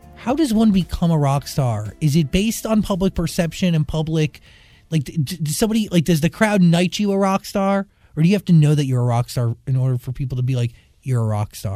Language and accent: English; New Jersey, United States; I am also from New Jersey